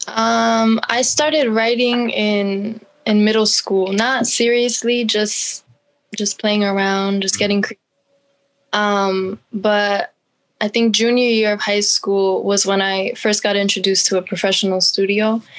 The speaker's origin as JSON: {"language": "English", "town": "Allentown", "region": "Pennsylvania", "country": "United States", "said": "I'm from Allentown, PA"}